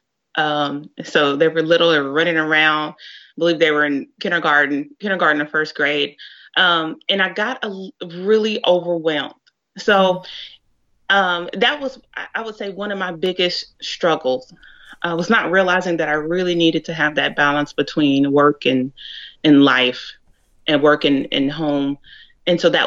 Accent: Dallas, Texas, United States; I'm originally from the Dallas area.

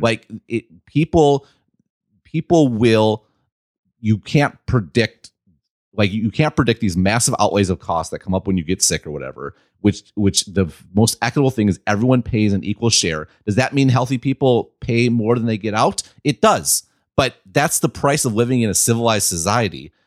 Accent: Midwest, United States; I'm from the Midwest

